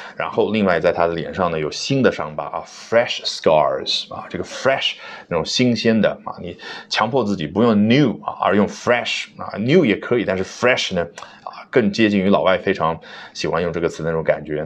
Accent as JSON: {"language": "Chinese", "country": "China", "said": "我们中国人"}